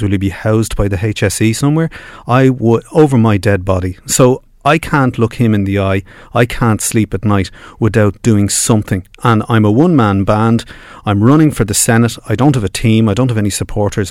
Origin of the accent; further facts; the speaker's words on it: Dublin, Leinster, Ireland; I grew up in Finglas.